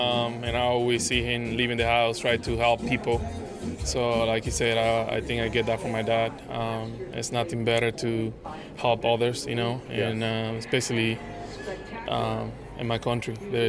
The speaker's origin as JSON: {"language": "English", "country": "Dominican Republic", "tie": "born or raised there", "moved": "yes", "lives_now": "United States", "said": "my hometown, Dominican Republic"}